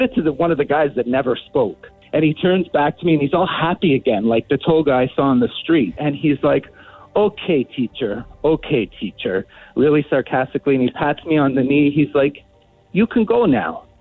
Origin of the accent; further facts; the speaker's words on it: Canada; I'm Canadian.